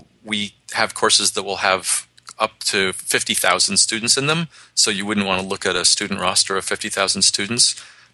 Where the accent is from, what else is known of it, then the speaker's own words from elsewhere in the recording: New York City, New York, United States; moved away; also born or lived in Boston; I grew up in New York City, so I can talk really fast.